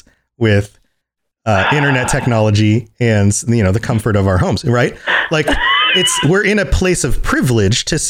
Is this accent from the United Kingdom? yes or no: no; United States; I can only speak as an American